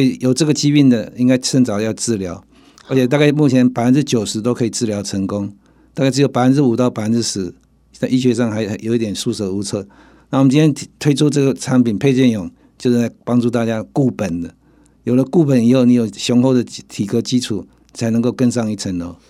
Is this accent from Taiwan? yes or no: yes; Taiwan; 我们台湾人